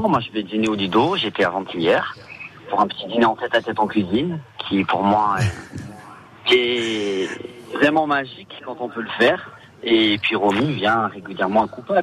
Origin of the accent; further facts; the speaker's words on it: Ajaccio, Corsica, France; je suis né à Ajaccio, école primaire à Ajaccio, donc j'ai tous mes amis d'enfance qui sont à Ajaccio